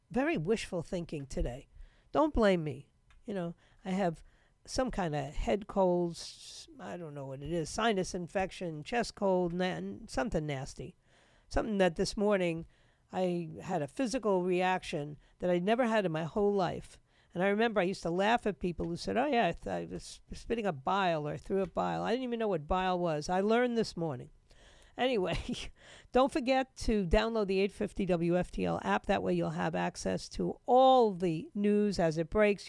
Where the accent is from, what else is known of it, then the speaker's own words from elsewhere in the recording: New York, United States; moved away; I grew up in the biggest city.